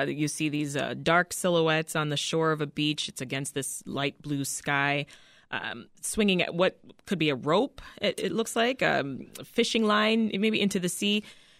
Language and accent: English; Jamaica; It's also the time that I spent growing up in the Caribbean